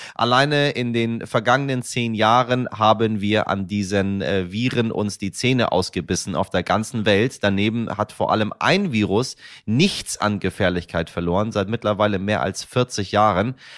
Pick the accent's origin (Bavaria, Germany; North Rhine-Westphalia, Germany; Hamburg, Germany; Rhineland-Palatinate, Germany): Hamburg, Germany; In meiner Heimatstadt Hamburg